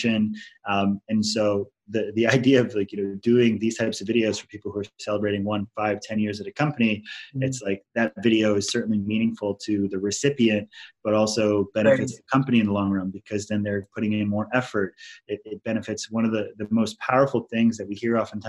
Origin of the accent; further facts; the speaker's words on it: Maui, Hawaii, United States; I am from Hawaii